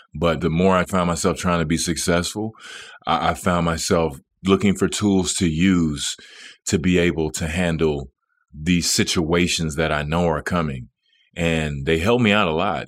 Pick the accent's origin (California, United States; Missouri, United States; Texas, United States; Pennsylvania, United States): Texas, United States; Dallas; moved away as an adult; it was my hometown.